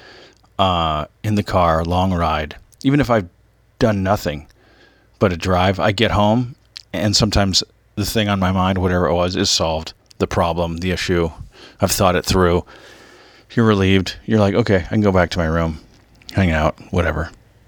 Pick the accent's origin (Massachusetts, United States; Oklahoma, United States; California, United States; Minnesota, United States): California, United States; Orange County; also born or lived in Michigan; I grew up in Orange County after being in Michigan